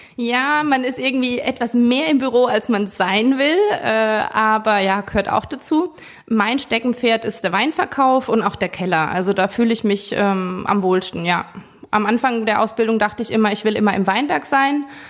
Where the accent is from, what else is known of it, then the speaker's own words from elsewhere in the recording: Forst, Rhineland-Palatinate, Germany; wir sind aus Forsch, das ist schon ein Ort